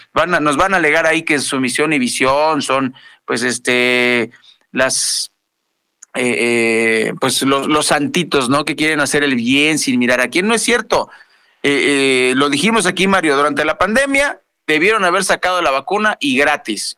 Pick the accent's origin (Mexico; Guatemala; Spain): Mexico; Sonora; now in State of Mexico, Mexico; Teníamos varios años en que no ocurría nada por allá en, mi tierra